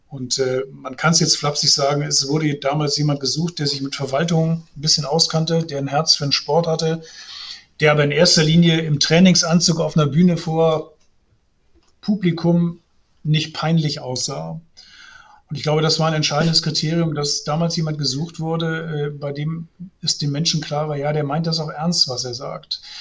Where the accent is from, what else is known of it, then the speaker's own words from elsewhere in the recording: Essen, North Rhine-Westphalia, Germany; ich bin gebürtig aus Essen